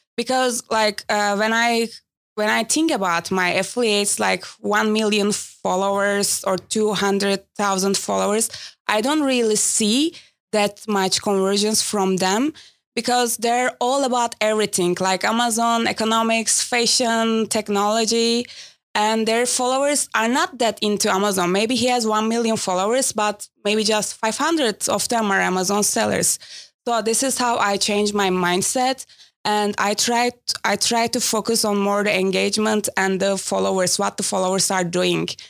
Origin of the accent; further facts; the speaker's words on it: Istanbul, Turkey; I'm from Istanbul